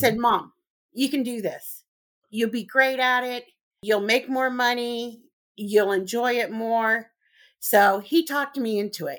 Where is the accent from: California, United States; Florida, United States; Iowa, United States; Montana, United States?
California, United States; Southern; moved away as an adult; also born or lived in Missouri; I'm originally from Southern California